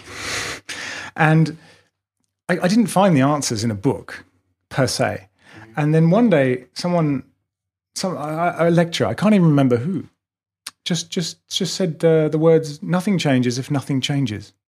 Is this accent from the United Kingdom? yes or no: yes; England, United Kingdom; moved away as an adult; now in Melbourne, Australia; I'm British